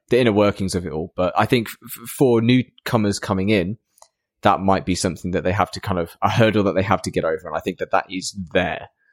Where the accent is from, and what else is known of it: Lincoln, East Midlands, United Kingdom